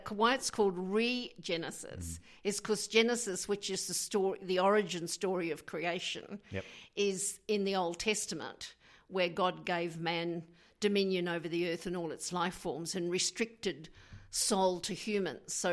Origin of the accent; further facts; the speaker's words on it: New Zealand; I'm originally from New Zealand